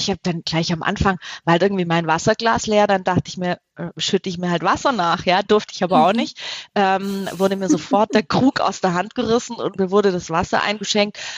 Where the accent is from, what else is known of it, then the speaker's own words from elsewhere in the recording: Baden-Württemberg, Germany; Spätzle. Ich komme aus